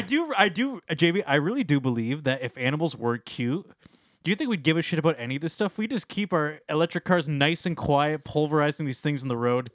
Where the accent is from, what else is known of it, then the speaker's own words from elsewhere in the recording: Canada; being Canadian